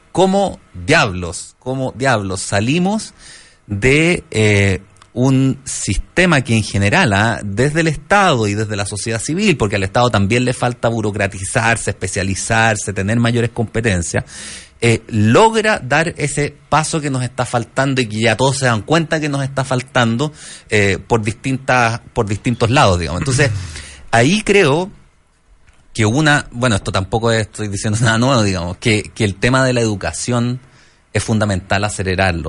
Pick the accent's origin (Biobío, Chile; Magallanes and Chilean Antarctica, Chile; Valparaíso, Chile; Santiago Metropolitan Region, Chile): Valparaíso, Chile; Yo soy de Valparaíso